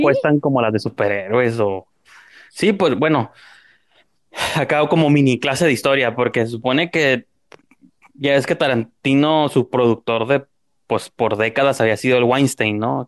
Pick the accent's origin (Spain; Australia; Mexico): Mexico; Tijuana, Baja California; born or raised there